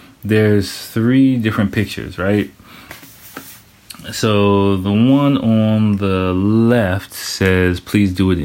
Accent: United States; moved away as an adult; now in Japan; growing up in America

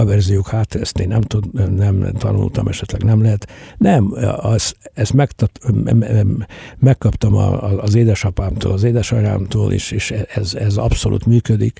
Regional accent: Mukachevo, Zakarpattia Oblast, Ukraine; Kárpátán születtem, munkáson születtem

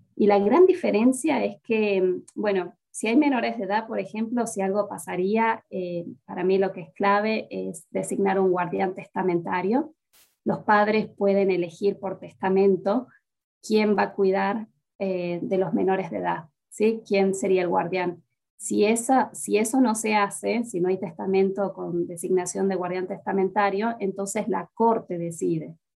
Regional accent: Salta, Argentina; moved away as an adult; also born or lived in Tucumán; now in Atlanta, United States; volví a mi ciudad natal, que es Salta, tras graduarme de la universidad

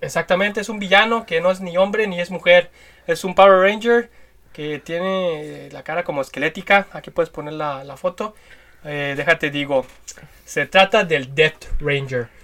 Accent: Guadalajara, Jalisco, Mexico; el, estado de Jalisco, de donde somos nosotros. Somos tapatíos

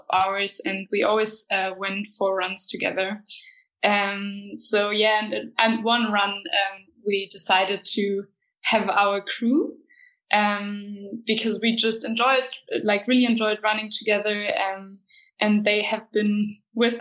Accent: Cologne, North Rhine-Westphalia, Germany; moved away as an adult; now in Berlin, Germany; I was born in Berlin, but when I was five, I moved to Cologne with my family

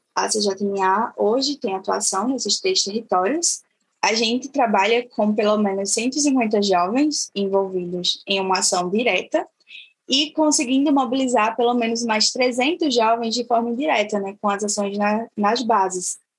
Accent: Triunfo, Pernambuco, Brazil; sou da comunidade quilombola aqui em Triunfo, que é a comunidade quilombola de Águas Claras

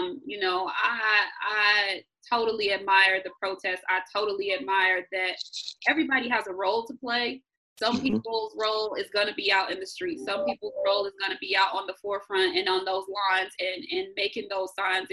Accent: Chicago, Illinois, United States; moved away as an adult; I'm from the West Side.

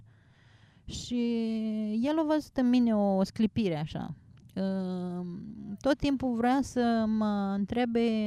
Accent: Suceava, Suceava County, Romania; moved away as an adult; also born or lived in Germany; eu sunt din Suceava

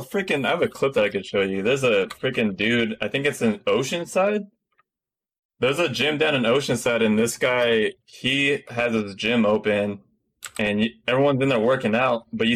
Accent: Philippines; Like, I'm Filipino motherfucker.

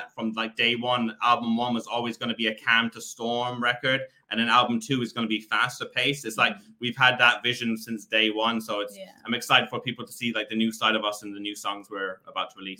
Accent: Killarney, Munster, Ireland; we are from the south of Ireland in a town called Killarney

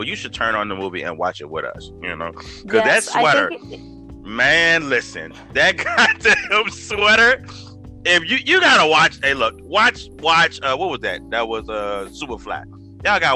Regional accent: Richmond, Virginia, United States; I'm her cousin. I'm from Richmond, Virginia

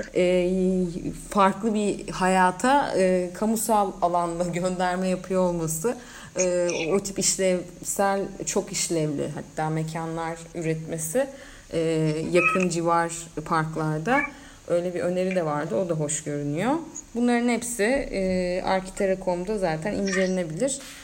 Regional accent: Mersin, Turkey; sen de ben de hem buralıyız

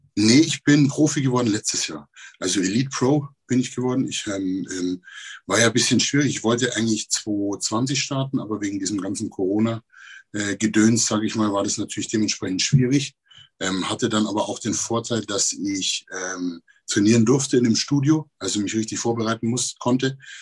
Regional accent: Neumarkt in der Oberpfalz, Bavaria, Germany; ich bin aus Neumarkt in der Oberpfalz

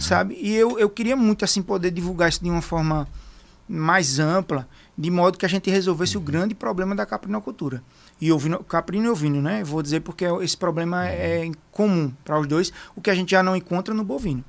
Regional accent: Arapiraca, Alagoas, Brazil; also born or lived in Ireland; eu sou de Arapiraca, Alagoas

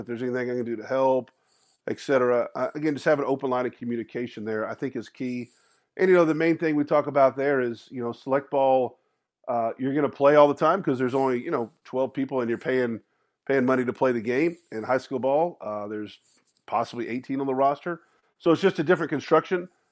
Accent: Austin, Texas, United States; growing up in Austin

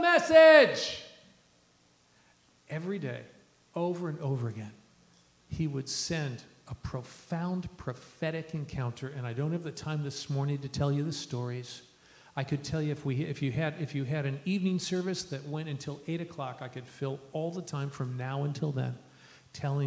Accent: Ohio, United States; moved away as an adult; now in Lima, Peru; growing up in Ohio

